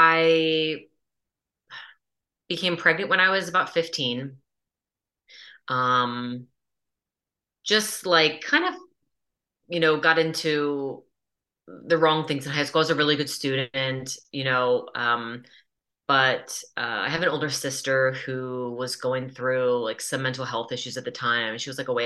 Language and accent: English; Hershey, Pennsylvania, United States; also born or lived in Philadelphia, Pennsylvania; I'm from Hershey, Pennsylvania, born and raised in this area